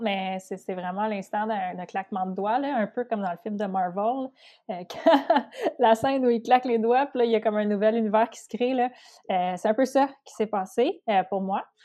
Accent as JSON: {"language": "French", "area": "Outaouais", "region": "Quebec", "country": "Canada", "said": "je viens de l'Outaouais, donc ma, ma gang d'Outaouais"}